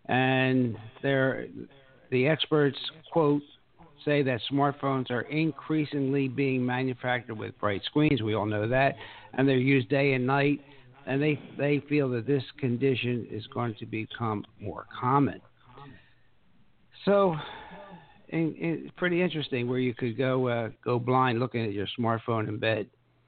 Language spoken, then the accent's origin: English; Pennsylvania, United States; now in Bonita Springs, United States; I came from, you know, north. I came from Pennsylvania. Now I live in a community, Bonita Springs, Florida